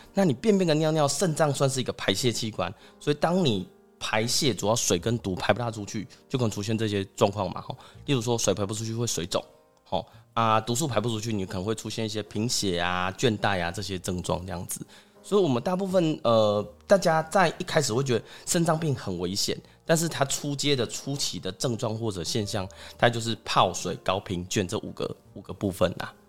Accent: Taiwan; 我们台湾人或者是我们东方人吃比较咸

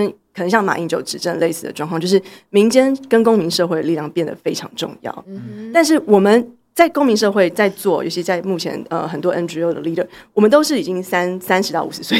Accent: Taiwan; 所以我们经历个，比如说作为一个台湾人或台湾人认同这件事情

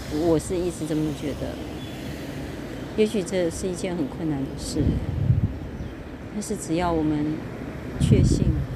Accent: Kaohsiung, Taiwan; moved away; also born or lived in Keelung; 我是高雄人，所以其实我很喜欢海的感觉

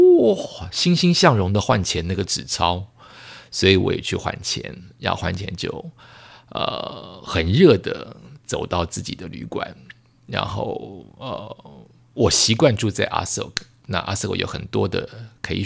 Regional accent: Bangkok, Thailand; 然后曼谷固定的气味回来了，就是我的家乡的味道回来了

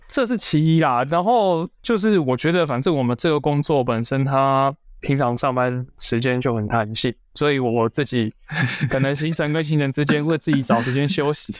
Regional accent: Tainan, Taiwan; also born or lived in Taipei; 我现在回到台南，因为我本身是台南人，那我就回到台南的议员办公室

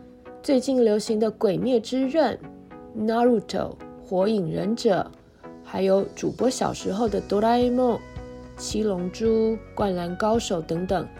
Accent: Taiwan; 身为台湾人，在日本的街头逛街时，还是很自豪的。

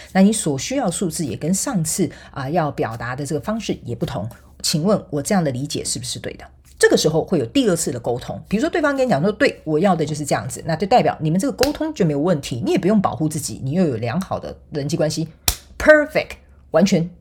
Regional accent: Taiwan; 我们台湾人叫做看， 看， 跨秋亏

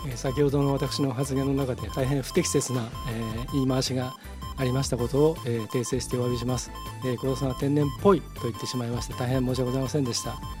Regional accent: Hamamatsu, Shizuoka, Japan; moved away as an adult; now in Nagoya, Japan; 地元が浜松

